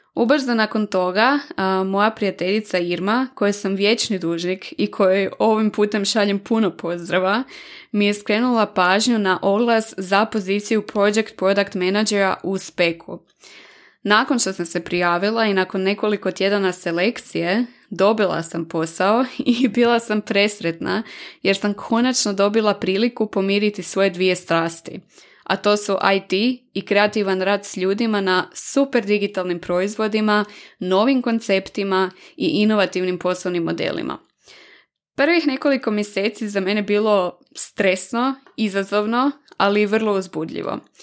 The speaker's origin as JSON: {"language": "Croatian", "town": "Varaždin", "region": "Varaždin County", "country": "Croatia", "moved": "as an adult", "lives_now": "Zagreb, Croatia", "said": "dolazim iz Varaždina i već 8 godina od početka fakulteta živim i radim u Zagrebu"}